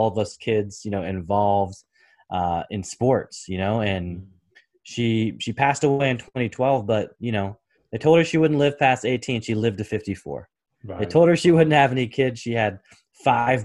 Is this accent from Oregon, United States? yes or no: yes; Portland, Oregon, United States; I was born and raised in the Pacific Northwest, so Portland, Oregon